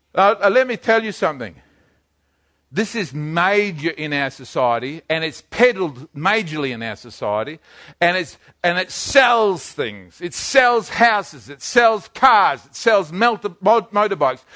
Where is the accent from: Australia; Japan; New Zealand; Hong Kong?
New Zealand; I'm a Kiwi.